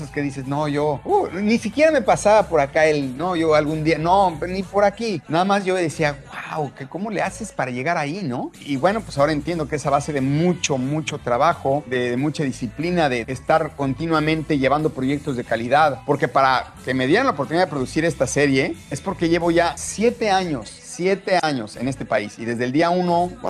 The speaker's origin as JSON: {"language": "Spanish", "country": "Mexico", "said": "Entonces yo, yo peleé mucho eso, de que no podía yo como mexicano permitir que se cometieran esos errores."}